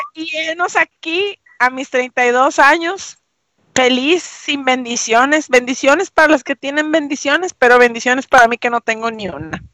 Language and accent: Spanish; Venezuela; moved away as an adult; now in Mexico; yo nací aquí, sin embargo, mi adolescencia la viví en Venezuela